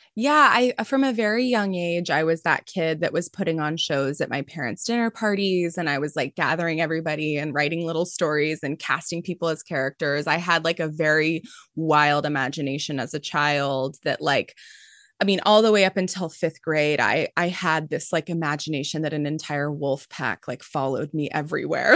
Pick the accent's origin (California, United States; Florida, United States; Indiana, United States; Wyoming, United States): California, United States; Mountain View; I grew up in Mountain View